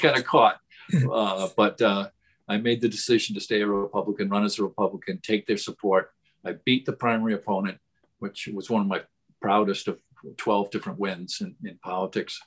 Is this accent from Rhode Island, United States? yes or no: yes; Rhode Island, United States; my home state.